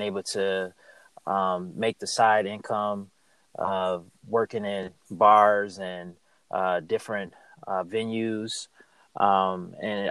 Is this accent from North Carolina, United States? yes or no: yes; Charlotte, North Carolina, United States; I'm from Charlotte, North Carolina, and I work in the healthcare profession